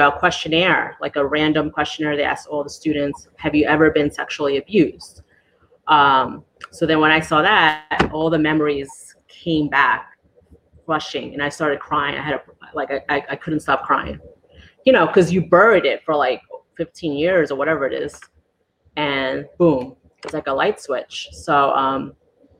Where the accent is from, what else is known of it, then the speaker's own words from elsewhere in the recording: New York City, New York, United States; moved away as an adult; now in Juno Beach, United States; I was born and raised in New York City.